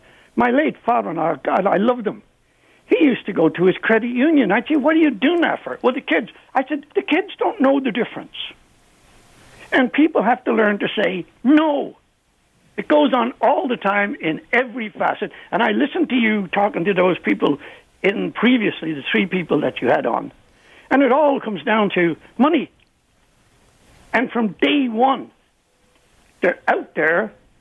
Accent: Ireland; now in Peterborough, Canada; I wasn't raised here. I was born in Ireland

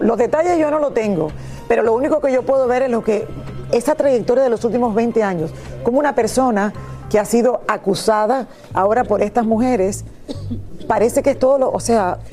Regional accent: Miami, Florida, United States; nosotros que somos aquí de Miami

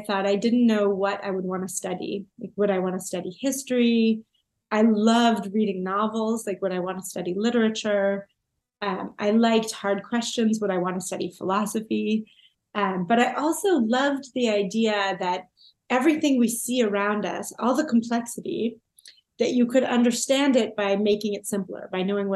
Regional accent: Toronto, Ontario, Canada; moved away as an adult; also born or lived in England; I'm from Toronto, and you know, my parents are from Toronto. My grandparents are from Toronto. The idea of leaving Toronto wasn't even in my mind, really.

